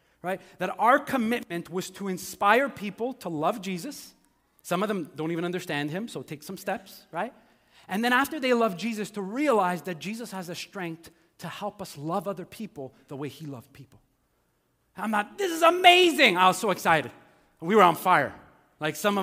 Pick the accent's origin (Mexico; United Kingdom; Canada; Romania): Canada; Montreal, Quebec; also born or lived in Ontario; I grew up here in Montreal